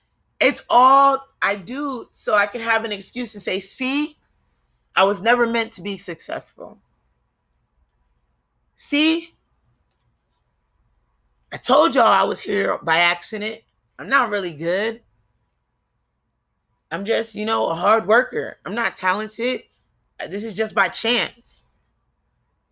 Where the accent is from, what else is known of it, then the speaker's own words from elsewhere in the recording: New Jersey, United States; also born or lived in Kentucky; I come from Jersey. We don't say the full word, you know? We cut it off